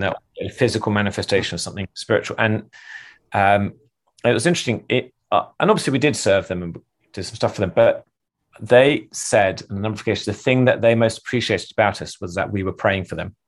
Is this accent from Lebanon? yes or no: no; England, United Kingdom; I'm English